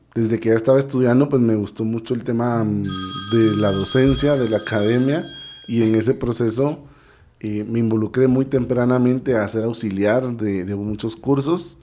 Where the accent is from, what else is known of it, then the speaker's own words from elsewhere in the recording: Guatemala; yo estudié becado en diversificado, yo estudié becado en el Colegio Americano de Guatemala